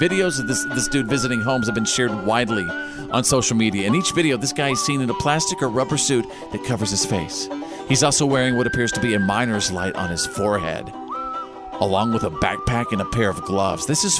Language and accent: English; North Texas, United States; so I'm from North Texas, land of flash floods and tornado alley.